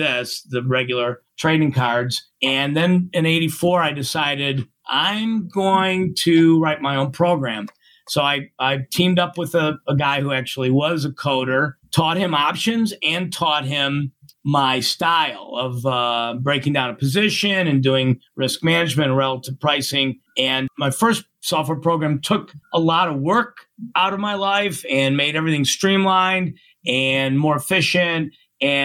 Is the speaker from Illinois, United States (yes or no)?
yes; Chicago, Illinois, United States; also born or lived in Indianapolis; I grew up in Chicago